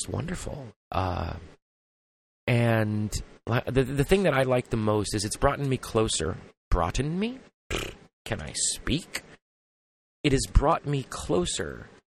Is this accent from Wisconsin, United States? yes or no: no; Los Angeles, California, United States; I come from Los Angeles